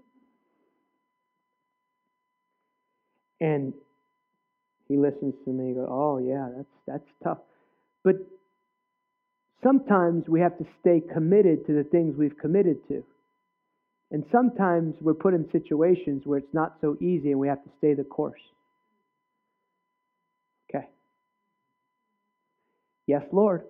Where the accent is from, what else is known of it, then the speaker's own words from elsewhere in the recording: New Jersey, United States; I grew up in New Jersey